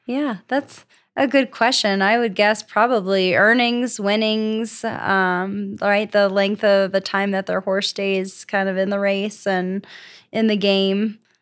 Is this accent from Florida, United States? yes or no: yes; Florida, United States; moved away as an adult; also born or lived in New Jersey; now in Colorado, United States; I'm from Florida